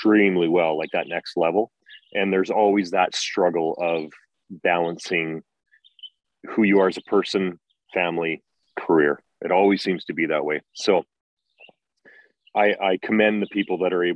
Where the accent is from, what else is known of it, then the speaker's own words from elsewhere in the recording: Grande Prairie, Alberta, Canada; I grew up in Grand Prairie, right? Those are my roots.